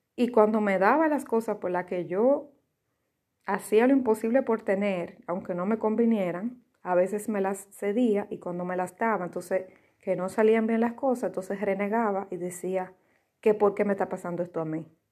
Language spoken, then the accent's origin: Spanish; Dominican Republic; yo soy dominicana